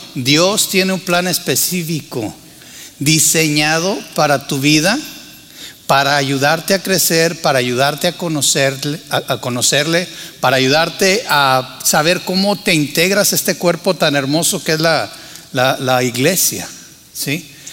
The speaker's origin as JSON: {"language": "Spanish", "town": "Torreón", "region": "Coahuila", "country": "Mexico", "tie": "born or raised there", "also_born_or_lived": "Monterrey / San Luis Potosí", "moved": "as an adult", "said": "nací en Tierra Santa, les he dicho, ¿verdad? Torreón, Coahuila"}